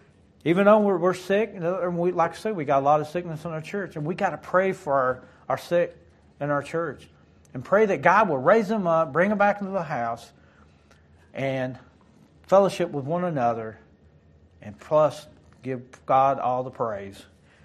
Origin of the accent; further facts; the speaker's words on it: Detroit, Michigan, United States; born there; I was born outside of Detroit, Michigan.